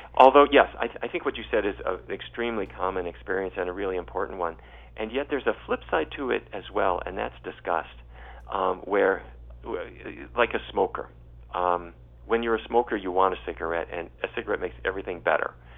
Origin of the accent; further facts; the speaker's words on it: North Dakota, United States; I grew up in North Dakota